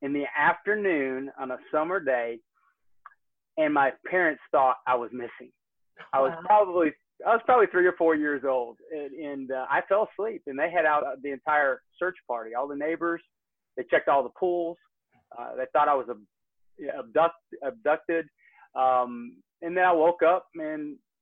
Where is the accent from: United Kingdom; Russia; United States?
United States; Northwest Georgia; also born or lived in Michigan City, Indiana / Dallas, Texas; I am a Northwest Georgia boy. I'm a has-been Yankee. I live in Kennesaw, Georgia. I got moved down here in 1985, kicking and screaming with my sister and my mom